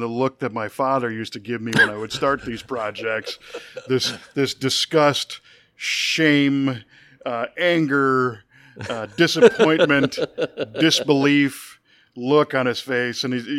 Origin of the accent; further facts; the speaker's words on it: Chicago, Illinois, United States; I grew up in the Chicago area.